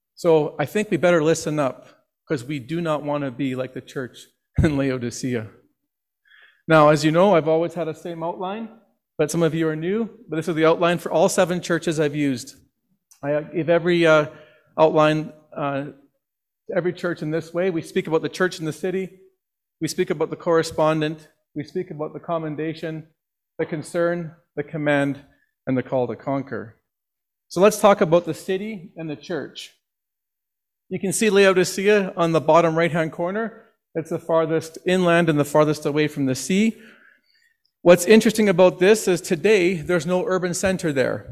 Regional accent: Northwest Territories, Canada; now in Okotoks, Canada; when I grew up in the Northwest Territories

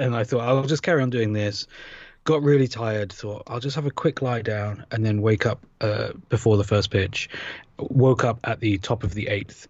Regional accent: United Kingdom; accent: British; moved away; my accent

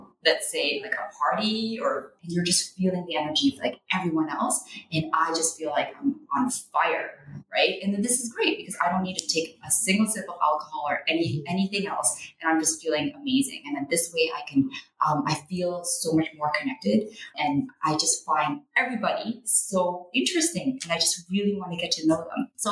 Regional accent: Canada

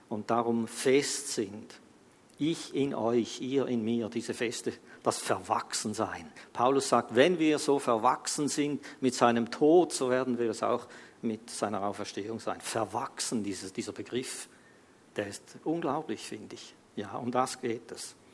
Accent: Switzerland; wir als Schweizer, das hatten wir vielleicht nicht so auf dem Radar, weil wir eigentlich, du kannst fast machen, was du willst hier in der Schweiz.

